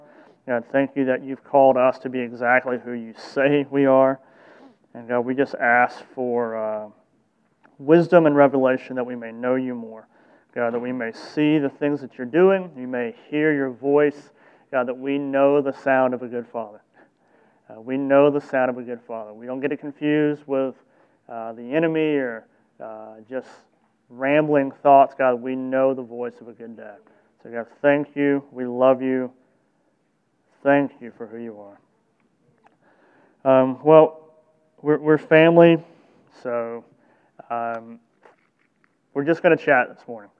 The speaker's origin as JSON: {"language": "English", "region": "the South", "country": "United States", "tie": "born or raised there", "said": "I grew up in the South"}